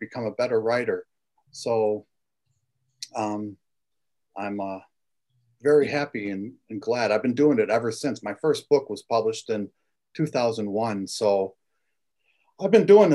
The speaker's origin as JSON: {"language": "English", "area": "Lake County", "region": "Illinois", "country": "United States", "tie": "born or raised there", "also_born_or_lived": "Chicago", "said": "I was born in Chicago and moved out to Lake County, Illinois in 73."}